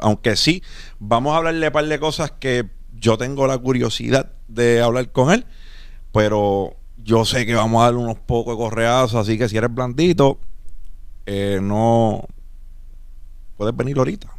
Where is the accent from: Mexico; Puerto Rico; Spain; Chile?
Puerto Rico; nosotros somos de Puerto Rico